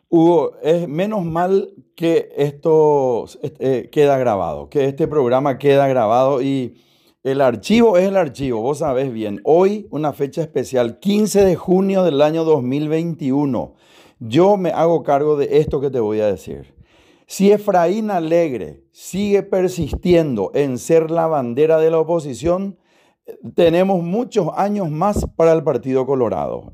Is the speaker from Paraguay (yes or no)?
yes; Paraguay; como paraguayo, como ciudadano, como persona que vive en este bendito país